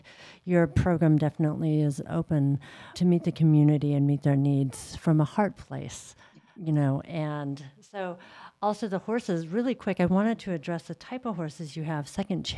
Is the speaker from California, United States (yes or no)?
yes; Bay Area, California, United States; I am from the Bay Area